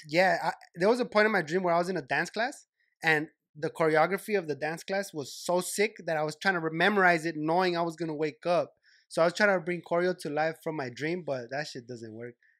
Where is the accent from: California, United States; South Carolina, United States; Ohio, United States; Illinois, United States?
California, United States; Los Angeles; I'm from Cali, and, and I'm from L